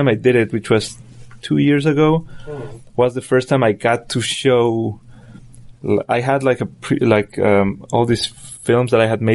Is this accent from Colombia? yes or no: yes; Colombia; English is a second language; moved away; I'm from Colombia